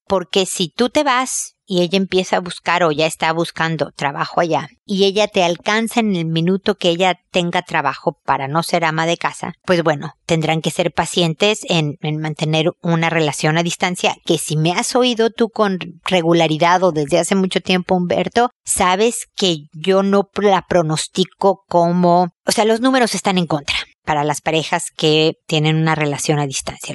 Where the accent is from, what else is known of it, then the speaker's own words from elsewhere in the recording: Mexico; moved away as an adult; also born or lived in United States; El trabajo que tenía en México, somos nosotros mexicanos, le dieron una transferencia a Estados Unidos